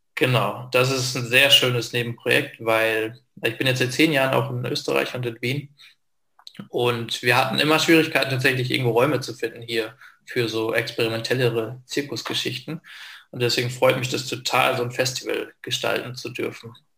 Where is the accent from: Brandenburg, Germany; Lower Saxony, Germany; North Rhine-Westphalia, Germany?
Lower Saxony, Germany; Lingen; now in Austria; in Lingen, das ist eine kleinere Stadt in Norddeutschland, wo ich aufgewachsen bin